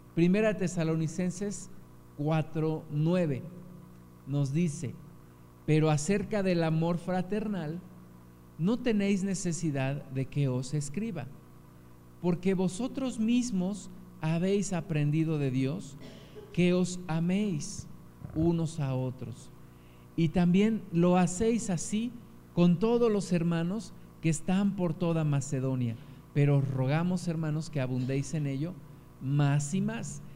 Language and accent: Spanish; Mexico; Como mexicanos